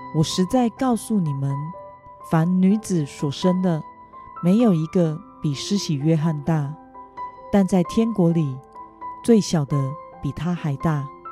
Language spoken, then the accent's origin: Chinese; Kaohsiung, Taiwan; moved away; 意外带回我的家乡高雄